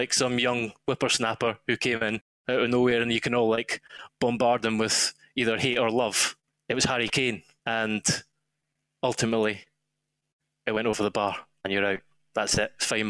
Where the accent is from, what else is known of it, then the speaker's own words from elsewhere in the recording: Scotland, United Kingdom; now in London, United Kingdom; I'm Scottish